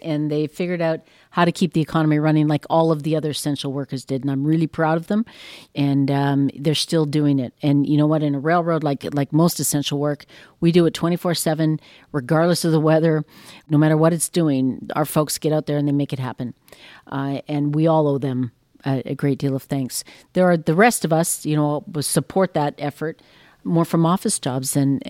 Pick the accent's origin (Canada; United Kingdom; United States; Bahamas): Canada; And we are Canadian. As we sit here, we talked about how lucky we are.